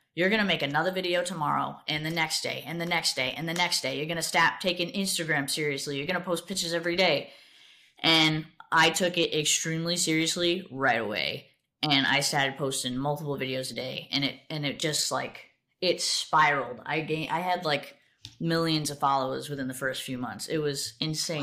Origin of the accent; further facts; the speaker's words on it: South Coast, Massachusetts, United States; I grew up in Massachusetts, uh, South Coast, Massachusetts. I've lived there my entire life